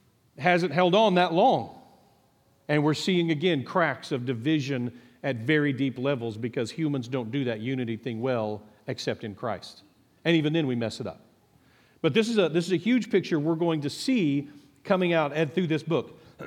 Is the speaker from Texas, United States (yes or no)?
yes; Texas, United States; But as a Texan, I've always thought … was funny that it made the list.